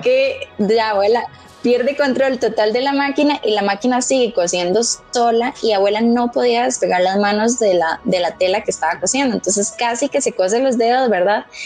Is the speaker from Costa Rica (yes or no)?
yes; Pérez Zeledón, San José, Costa Rica; Yo soy de Pérez, soy de pueblo